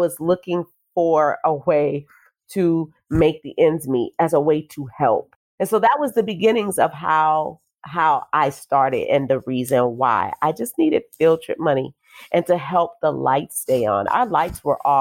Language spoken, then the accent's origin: English; New Orleans, Louisiana, United States; now in Nashville, United States; the street where I grew up on Bullard Avenue in New Orleans